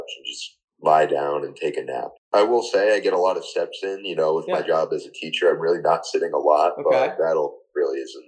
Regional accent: Rocky Hill, Connecticut, United States; I'm actually from Rocky Hill, born and raised

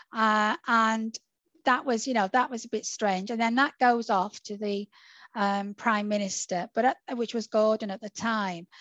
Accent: Salford, North West England, United Kingdom; also born or lived in Warrington; I was born in Salford

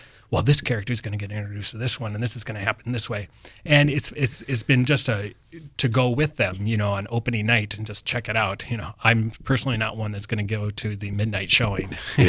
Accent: Doland, South Dakota, United States; I grew up in Dolan, South Dakota, in rural South Dakota

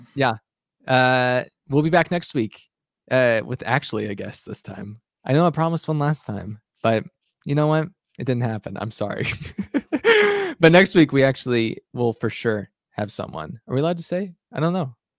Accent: Arkansas, United States; a fellow Arkansan

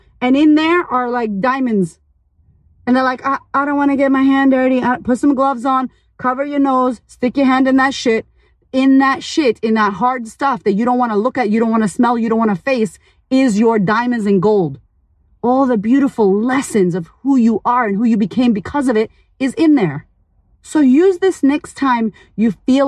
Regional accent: United States; now in Australia; I live in Australia, but I'm American as fuck

